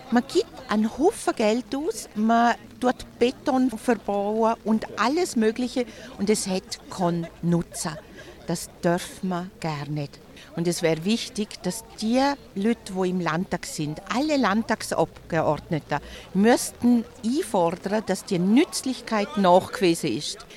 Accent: Liechtenstein; Ich bin aus dem Liechtenstein und die Tunnelspinne wird große Auswirkungen auf das Liechtenstein haben.

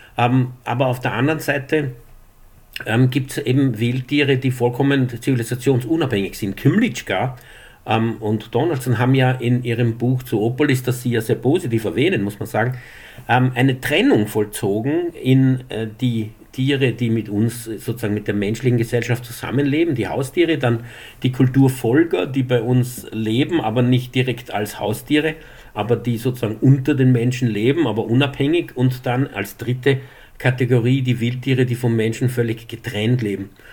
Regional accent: Upper Styria, Austria; Ich komme aus der Obersteiermark

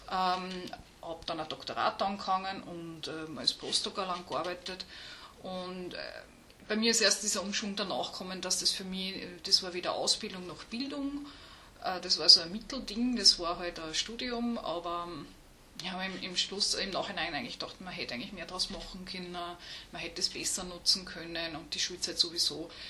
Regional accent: Upper Austria, Austria; Also ich habe ganz normal Gymnasium gemacht, ähm, bin aus Oberösterreich auch.

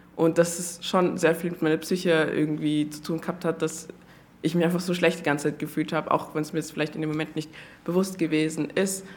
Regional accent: Austria; so wie ich halt aufgewachsen bin in Österreich

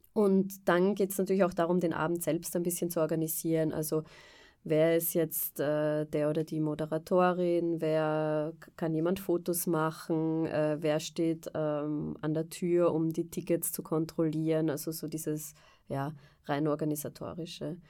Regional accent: Vienna, Austria; moved away as an adult; also born or lived in England / France; Ich bin ursprünglich aus Wien

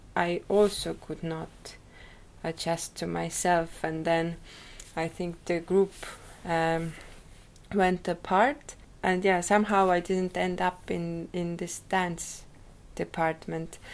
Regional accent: Rakvere, Lääne-Viru County, Estonia; I was born in Rakvere. Uh, it is a small town

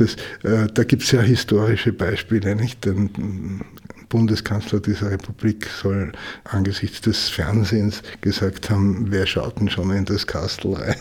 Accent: Austria; bei uns in Österreich

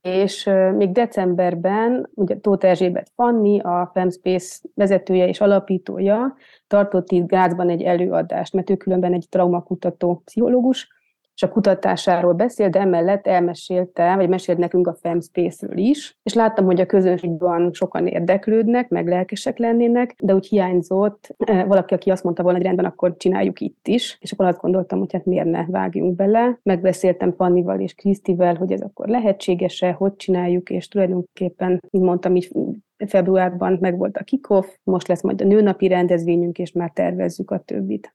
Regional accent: Budapest, Hungary; moved away as an adult; also born or lived in Germany; now in Graz, Austria; én is egyébként budapesti vagyok

